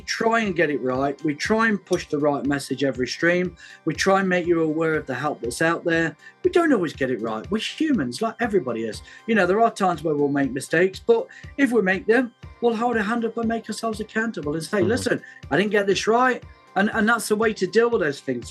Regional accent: United Kingdom; We're we're very British

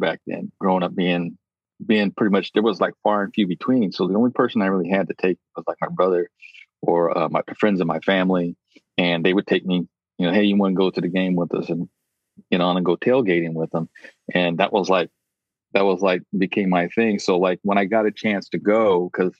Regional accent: San Diego, California, United States; growing up in San Diego

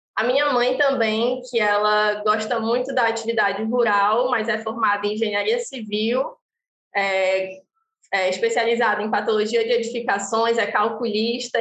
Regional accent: Pará, Brazil; also born or lived in Acre; now in Fortaleza, Brazil; eu sou paraense, mas já me sinto um pouco cearense, porque eu moro aqui há mais ou menos 12 anos

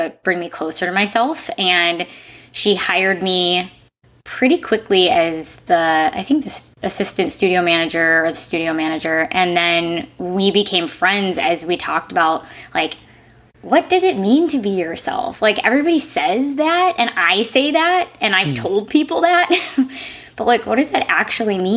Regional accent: Midwest, United States; moved away; I grew up in the Midwest and went to school at Indiana University

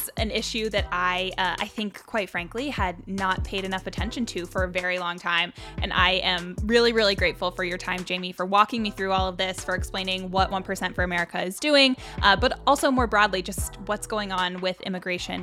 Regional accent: United States; I was born in the United States

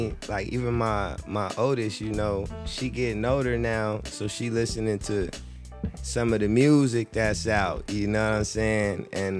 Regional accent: Las Vegas, Nevada, United States; also born or lived in Flint, Michigan; Yeah. And I was pretty much raised in Vegas. That's where I spent most of my years.

